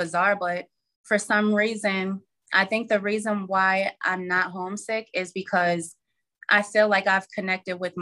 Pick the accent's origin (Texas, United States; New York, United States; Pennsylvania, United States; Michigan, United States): New York, United States; Albany; moved away as an adult; now in Charlotte, United States; born and raised in Albany, New York, never left until last year.